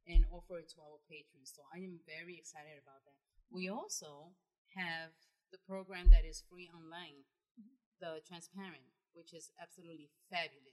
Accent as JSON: {"language": "English", "town": "New York City", "region": "New York", "country": "United States", "tie": "born or raised there", "moved": "as an adult", "lives_now": "Tennessee, United States", "said": "I was born and raised in New York City."}